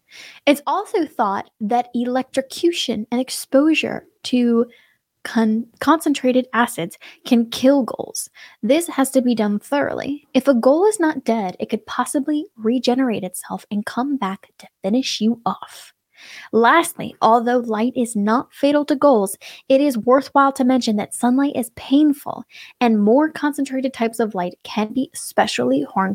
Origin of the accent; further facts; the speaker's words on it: Rajasthan, India; English is a second language; I am an Indian, and in our village is Rajasthan. Now, Rajasthan is a state with deserts, and my village was like a large-scale open land with less vegetation. I was born in the city, but we used to go to the village frequently with my family.